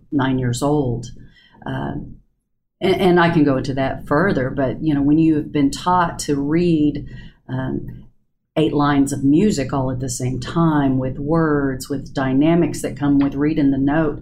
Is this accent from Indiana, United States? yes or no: no; Del City, Oklahoma, United States; I grew up in Del City